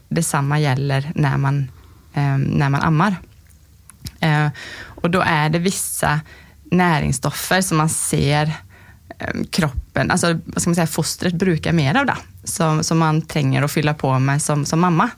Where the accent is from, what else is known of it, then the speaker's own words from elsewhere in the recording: Sweden; now in Lierskogen, Norway; jag är svensk som du kan höra.